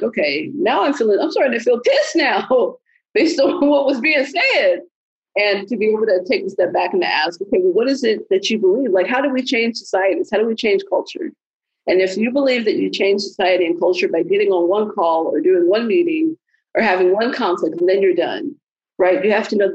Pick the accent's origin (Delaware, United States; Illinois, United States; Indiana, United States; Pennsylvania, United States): Illinois, United States; Chicago; I'm originally from the South Side of Chicago